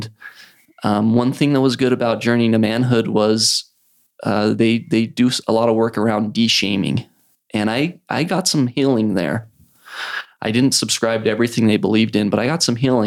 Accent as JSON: {"language": "English", "town": "Idaho Falls", "region": "Idaho", "country": "United States", "tie": "born or raised there", "also_born_or_lived": "Provo, Utah / Salt Lake City, Utah / New York", "moved": "as an adult", "said": "growing up in Idle Falls"}